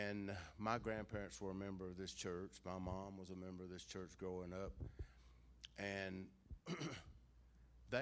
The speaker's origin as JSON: {"language": "English", "area": "Jackson County", "region": "Georgia", "country": "United States", "tie": "born or raised there", "also_born_or_lived": "Athens, Georgia / Clarke County, Georgia", "said": "I grew up in Jackson County."}